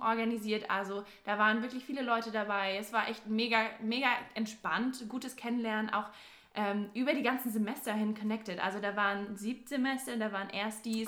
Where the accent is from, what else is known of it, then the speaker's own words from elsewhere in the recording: near Stuttgart, Baden-Württemberg, Germany; moved away as an adult; now in Bayreuth, Germany; ich komme ursprünglich aus der Nähe von Stuttgart